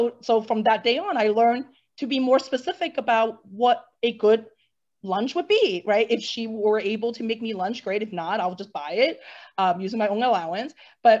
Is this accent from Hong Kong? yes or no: yes; Hong Kong; And growing up in Hong Kong, which is a very busy international hub, right?